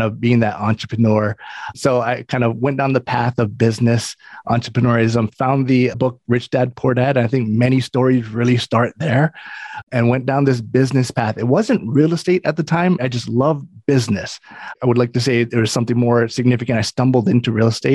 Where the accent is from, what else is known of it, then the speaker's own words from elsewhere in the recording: Hawaii, United States; moved away; I'm from Hawaii, originally born and raised in Hawaii, started my investing career out there.